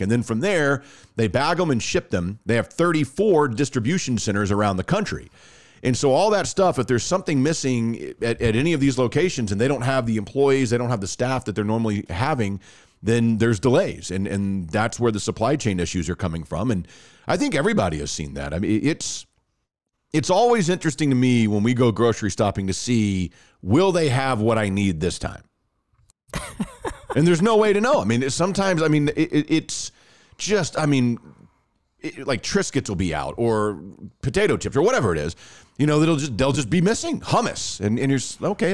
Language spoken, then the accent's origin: English; Texas, United States; accent: Texas (Irving, Arlington, or Garland area); my hotspot, like the most red in the state of Texas, it also says that I am most likely from Irving, Arlington, or Garland